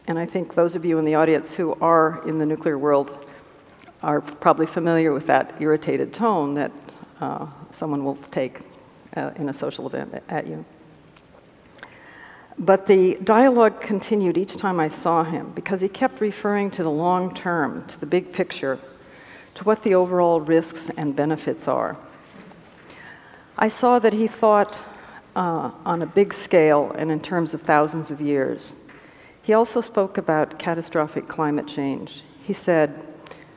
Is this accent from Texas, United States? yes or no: no; Albuquerque, New Mexico, United States; Albuquerque, my hometown